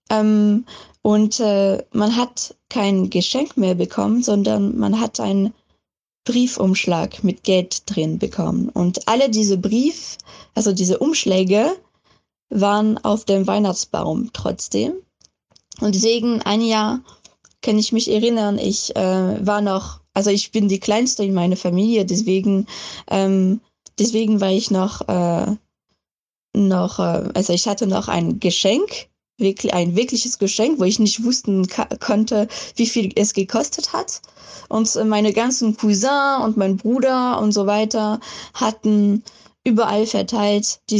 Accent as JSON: {"language": "German", "country": "France", "tie": "born or raised there", "said": "ich komme ursprünglich aus Frankreich. Ich bin auch da aufgewachsen"}